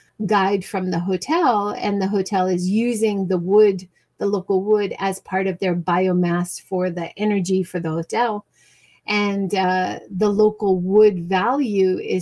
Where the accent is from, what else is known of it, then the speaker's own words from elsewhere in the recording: Hawaii, United States; moved away; I grew up in Hawaii